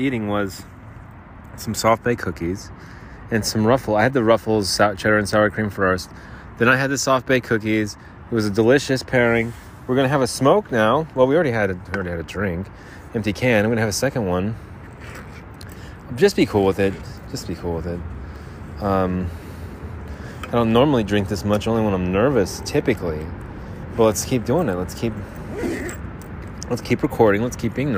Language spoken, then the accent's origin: English; New Jersey, United States; now in Arizona, United States; We're from New Jersey.